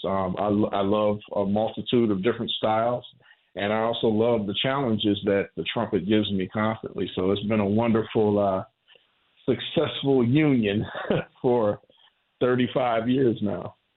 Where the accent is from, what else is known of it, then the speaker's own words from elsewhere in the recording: Warren, Ohio, United States; the Pentecostal church that I grew up in in Warren, Ohio